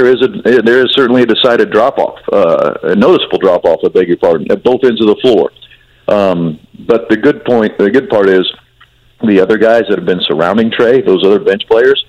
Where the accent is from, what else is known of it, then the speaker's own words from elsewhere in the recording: Indiana, United States; having grown up, born and raised in Indiana, you know, I was born in 1970